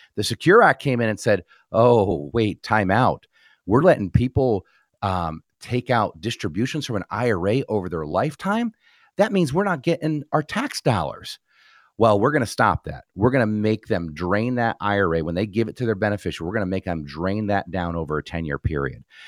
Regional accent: New Jersey, United States; moved away; was born and raised in New Jersey

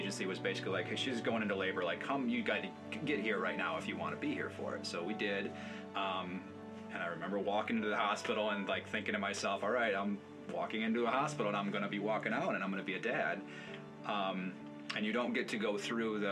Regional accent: Jenison, Michigan, United States; also born or lived in Grand Rapids; now in Hudsonville, United States; I grew up in Jenison, also lived in Grand Rapids for a while with her

